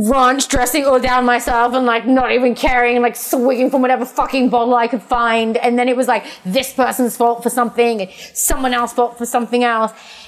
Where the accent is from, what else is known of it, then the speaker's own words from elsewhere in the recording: England, United Kingdom; We're both English